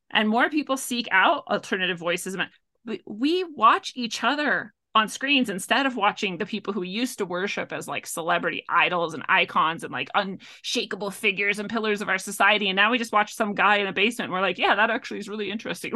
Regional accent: Washington, United States; also born or lived in North Dakota / Montana; I grew up in the Pacific Northwest

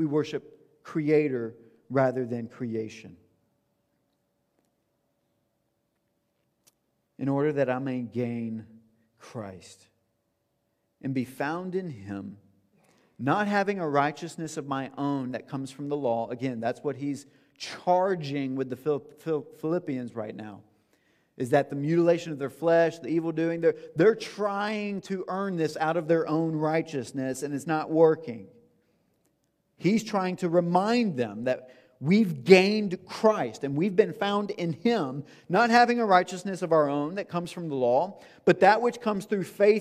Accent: the South, United States; I'm from the South

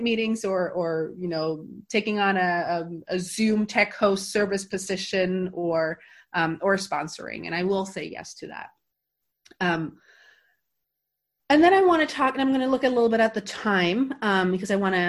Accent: Norway; also born or lived in San Francisco; now in Gothenburg, Sweden; I went home for a 2 week vacation in September that year

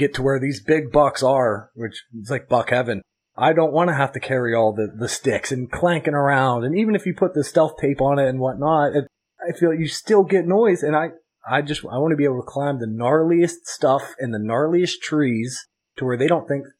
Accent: Philippines; And me being a Filipino freight train over here

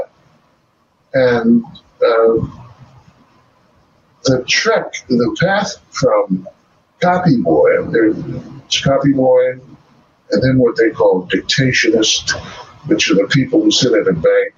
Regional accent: Washington, District of Columbia, United States; moved away as an adult; also born or lived in South Africa; I was born and raised in Washington, D.C., except for the 20 years

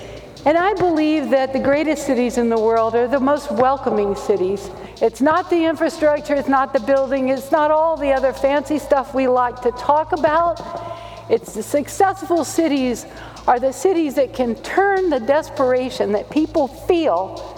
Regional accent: Louisiana, United States; I'm Cajun, too, and honest to God, you know, there's nothing funnier to a Cajun than a person taking themselves real seriously.

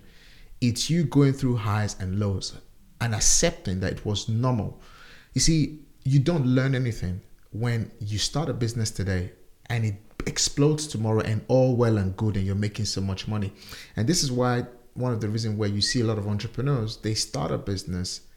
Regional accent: Nigeria; now in United Kingdom; back home in my home country, Nigeria.

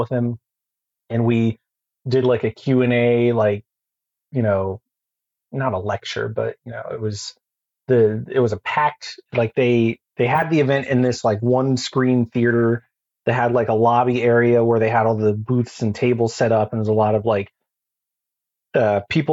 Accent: Texas, United States; now in Phoenix, United States; I grew up in Texas. I lived in Fort Worth for a while

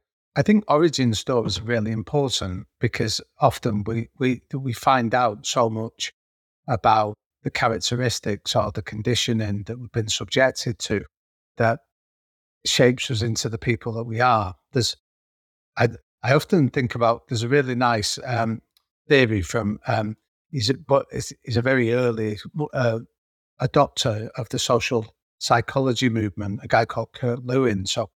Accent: Manchester, North West England, United Kingdom; the area that I grew up in North Manchester, over the last 20 years, it's been categorized as being one of Europe's third poorest districts.

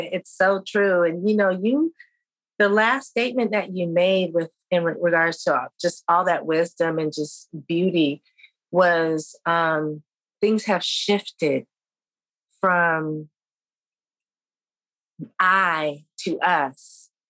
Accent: Vietnam; when I was growing up in Vietnam, we were hearing it. We only had 4 or 5 channels at that time, but we were hearing it on the radio if your parents had it on or something like that.

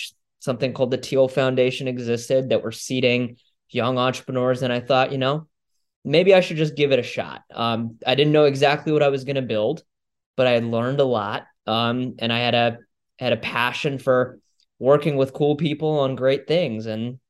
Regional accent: Mason, Ohio, United States; Yeah, no, I grew up in Mason, Ohio, suburb of Cincinnati, Ohio.

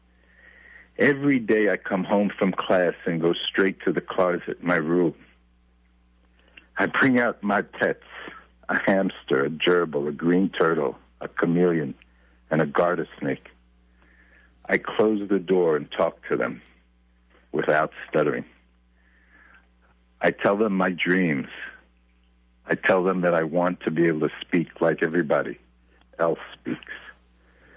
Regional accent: New York City, New York, United States; also born or lived in Brooklyn, New York; I was born in Brooklyn and had my earliest childhood in Brooklyn, New York, and I grew up for many of my years in Far Rockaway, Queens

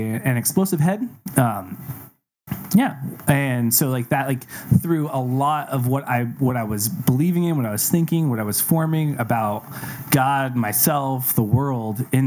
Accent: Kansas, United States; I grew up in Kansas

